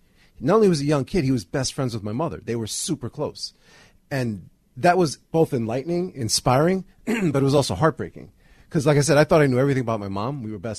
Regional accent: New York City, New York, United States; growing up in Jamaica, I grew up in the same house my Uncle Vinny grew up in.

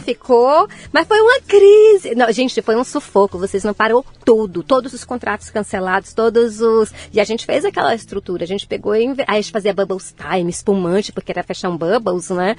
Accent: interior of Bahia, Brazil; moved away; eu sou do interior, do interior da Bahia

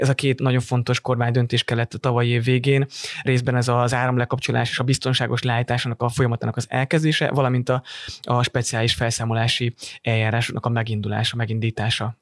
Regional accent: Dunaújváros, Fejér, Hungary; moved away; Dunajvárosban nőttem föl

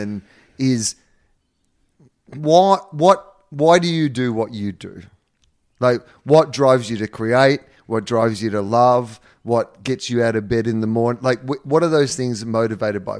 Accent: Australia; moved away; my hometown where I'd grown up

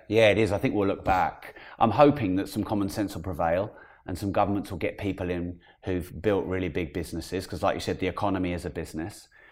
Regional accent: United Kingdom; as a Brit

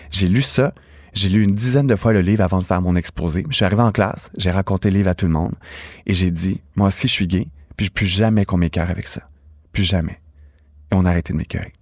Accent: Napierville, Quebec, Canada; je viens de Naperville, en Montérégie, petit village

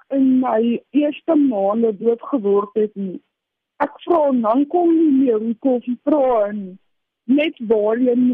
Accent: Cape Town, Western Cape, South Africa; born there; now in Centurion, South Africa; Ek is gebore in Kaapstad en woon tans in Centurion in my eie tuin woonstel.

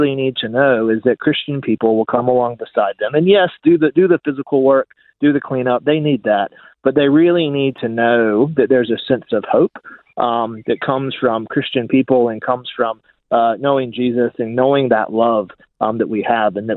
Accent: United States; accent: American; moved away as an adult; now in Australia; My accent betrays me for sure. Yeah, I'm American

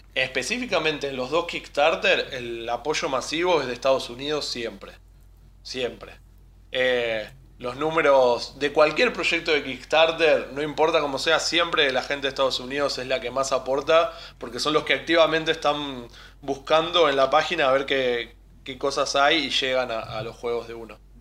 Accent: Buenos Aires, Argentina; somos de Buenos Aires, vivimos cerquita del obelisco

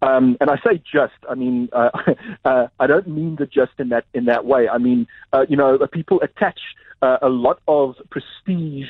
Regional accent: South Africa; South Africans being generally fluent in English

